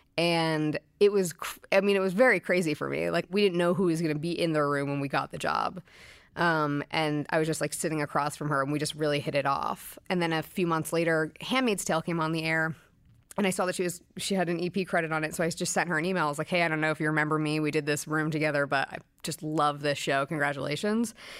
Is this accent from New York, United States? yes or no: yes; Brooklyn, New York, United States; I grew up in Brooklyn